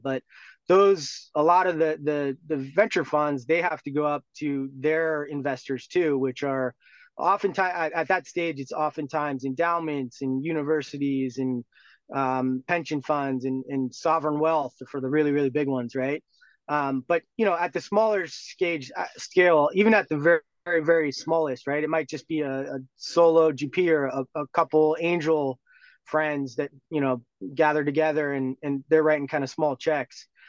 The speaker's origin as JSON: {"language": "English", "area": "Bay Area", "region": "California", "country": "United States", "tie": "born or raised there", "also_born_or_lived": "Europe", "said": "I grew up in the Bay Area, did my undergrad here"}